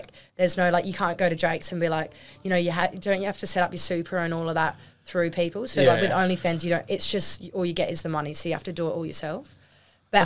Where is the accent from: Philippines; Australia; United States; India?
Australia; Normanville, South Australia; we came from Normanville, we barely even had service.